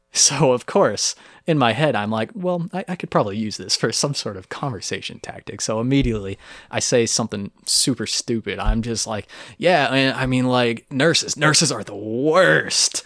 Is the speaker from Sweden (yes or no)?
no; Texas, United States; moved away; I was from Texas